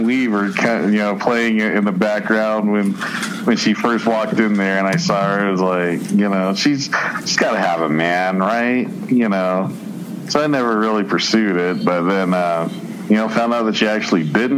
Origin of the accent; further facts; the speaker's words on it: Colorado Springs, Colorado, United States; not too far away from where I grew up, in the Village 7 area in Colorado Springs